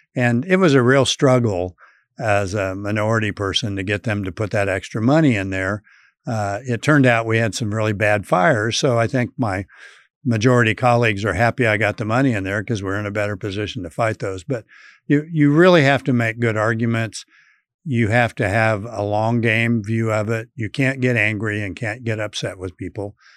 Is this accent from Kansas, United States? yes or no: yes; Colby, Kansas, United States; my hometown of Colby